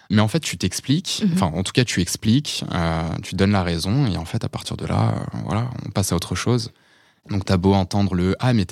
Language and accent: French; France; born there; first language Portuguese; French is a second language; also born or lived in Portugal; Alors je suis né je suis né en France. Ok. mais pour autant mes parents me parlaient tout le temps portugais.